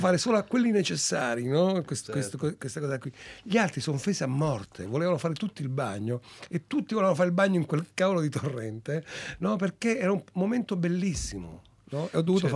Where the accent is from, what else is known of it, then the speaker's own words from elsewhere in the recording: Calabria, Italy; moved away; io anche quando ero piccolo in Calabria